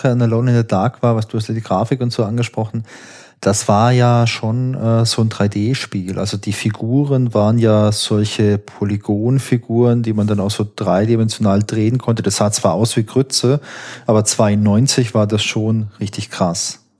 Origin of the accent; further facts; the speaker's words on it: Baden-Württemberg, Germany; ich komme hier aus Süddeutschland und ich bin in der Nähe von Heilbronn aufgewachsen.